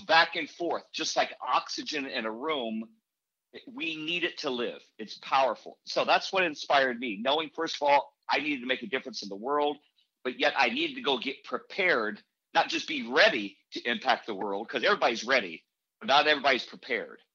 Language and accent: English; Indianapolis, Indiana, United States; I grew up in Indianapolis by the Motor Speedway